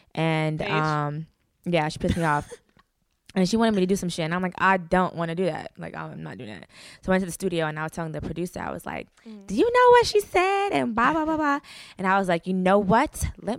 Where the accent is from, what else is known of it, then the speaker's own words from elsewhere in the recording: Parkland, Florida, United States; now in Atlanta, United States; Like I grew up in Parkland, okay. Florida. So yeah, like and it was so easy to live there.